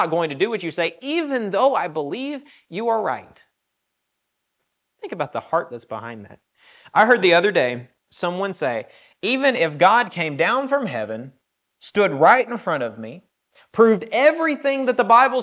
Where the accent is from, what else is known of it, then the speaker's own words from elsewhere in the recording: the South, United States; I've growing up in the South